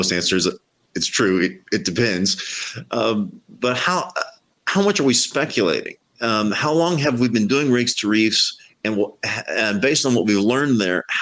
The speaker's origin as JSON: {"language": "English", "area": "Gulf of Mexico", "region": "Gulf Coast", "country": "United States", "tie": "born or raised there", "said": "I grew up fishing in the Gulf of Mexico"}